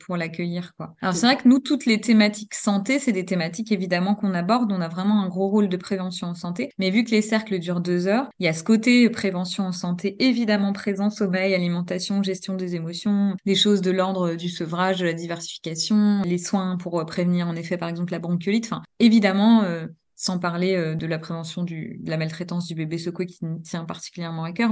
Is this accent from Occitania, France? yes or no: no; Normandy, France; moved away as an adult; also born or lived in Paris region; now in Dijon, France; Je suis née en Normandie. J'ai exercé pendant deux ans en maternité et néonatologie là-bas